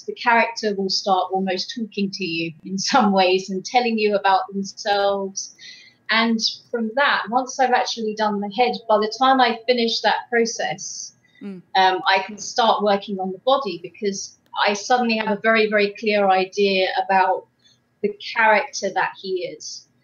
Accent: England, United Kingdom; now in Quebec, Canada; I am from England, but I currently reside in uh, uh Quebec

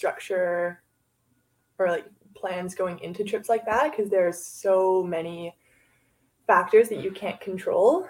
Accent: Vancouver, British Columbia, Canada; now in Squamish, Canada; I live in Squamish right now. I've been up here for about 2 years. I grew up in Vancouver

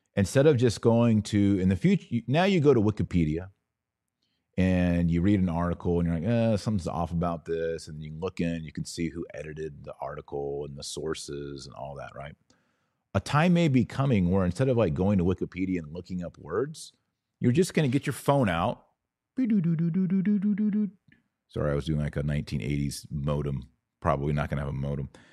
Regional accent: Fort Worth, Texas, United States; I was born in Fort Worth, Texas

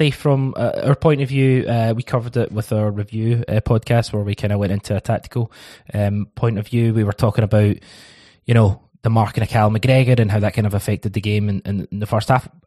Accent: Scotland, United Kingdom; like, as a Scottish football fan, I do get frustrated when you know you're picking up guys from, and I know it's budget and stuff, but like picking up guys from the lower leagues in England and stuff.

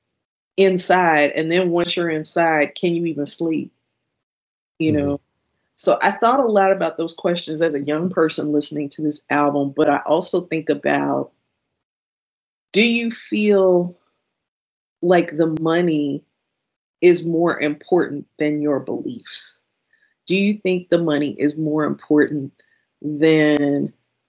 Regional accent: Kankakee, Illinois, United States; I grew up in Kankakee, Illinois, and I grew up above my grandparents' tavern

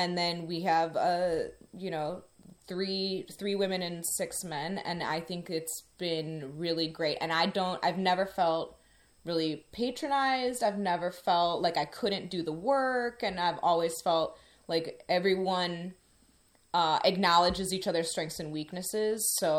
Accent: Midwest, United States; I'm from the Midwest.

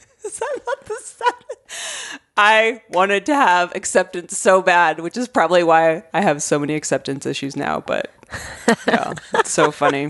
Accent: Arizona, United States; growing up in Arizona

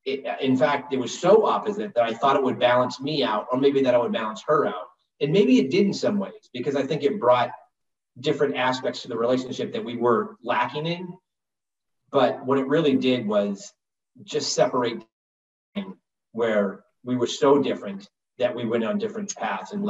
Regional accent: Northeast, United States; I'm from the Northeast, so I'd been on hockey skates

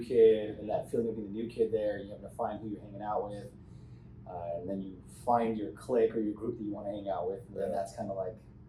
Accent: San Diego, California, United States; also born or lived in Paradise Hills, San Diego / Bonita, California / Eastlake, Chula Vista; I was born and raised here in San Diego.

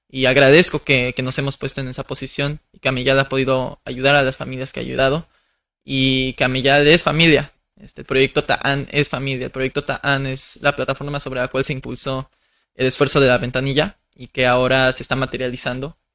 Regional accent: Mexico; Porque no solamente somos mexicanos, somos mixtecos, zapotecos, totonacas, etcétera, etcétera.

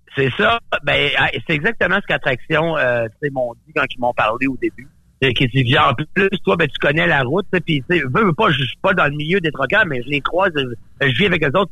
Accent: Gaspésie, Quebec, Canada; moved away; also born or lived in Montreal; je viens de la Gaspésie

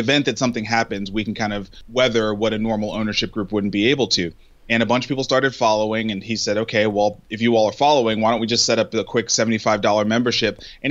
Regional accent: New York City, New York, United States; now in Nashville, United States; I was born and raised in Brooklyn, New York

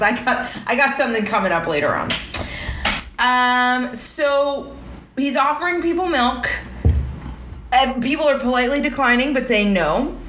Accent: Miami, Florida, United States; I grew up in Miami

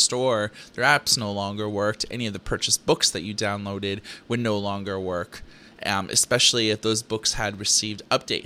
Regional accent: Thunder Bay, Ontario, Canada; Growing up in Thunder Bay, Ontario, Canada

